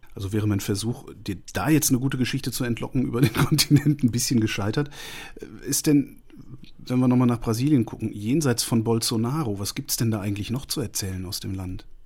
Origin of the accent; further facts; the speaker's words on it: Allgäu, Germany; bei uns im Allgäu